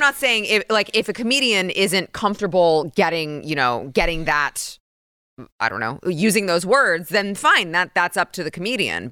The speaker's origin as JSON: {"language": "English", "region": "Texas", "country": "United States", "tie": "born or raised there", "said": "born and raised in Texas."}